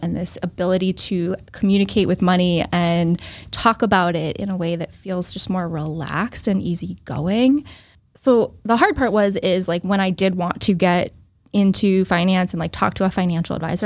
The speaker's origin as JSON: {"language": "English", "town": "Northbridge", "region": "Massachusetts", "country": "United States", "tie": "born or raised there", "also_born_or_lived": "Newton, Massachusetts", "said": "So I grew up in Northbridge, Massachusetts, so south of Worcester"}